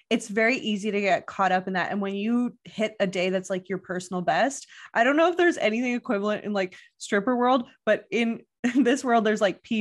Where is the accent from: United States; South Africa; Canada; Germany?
Canada; I'm Canadian